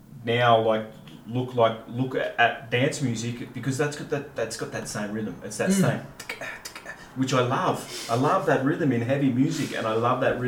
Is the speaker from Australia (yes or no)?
yes; Sydney, New South Wales, Australia; When I grew up, when I moved from Hurstville into Paddo